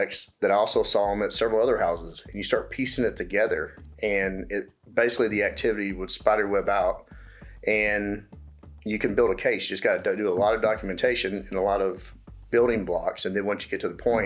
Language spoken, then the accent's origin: English; Dallas, Texas, United States; I grew up in Dallas, mainly West Dallas and Oak Cliff side. All my family's from Dallas